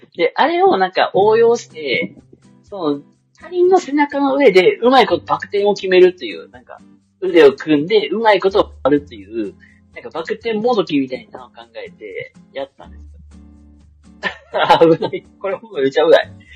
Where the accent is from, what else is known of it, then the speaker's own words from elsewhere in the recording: Kansai, Japan; 自分関西出身やからさ